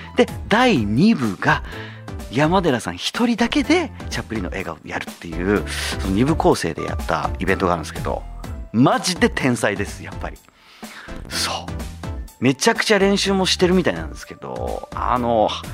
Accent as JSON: {"language": "Japanese", "town": "Zama", "region": "Kanagawa", "country": "Japan", "tie": "born or raised there", "said": "神奈川県座間市で生まれ育った"}